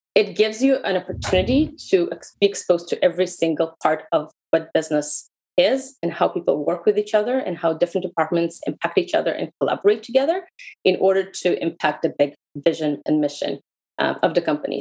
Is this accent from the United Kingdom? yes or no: no; Israel; English is a second language; moved away as an adult; also born or lived in Russia; I moved to Israel from Russia when I was a small kid. Uh, lived in Israel for 25 years